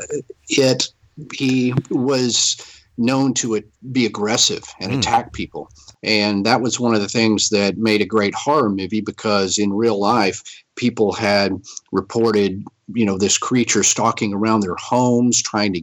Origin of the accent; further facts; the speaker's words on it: Texas, United States; I'm from Texas